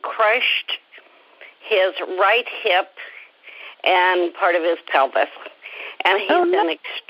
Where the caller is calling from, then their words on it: San Francisco Bay Area, California, United States; I'm calling in from the Bay Area.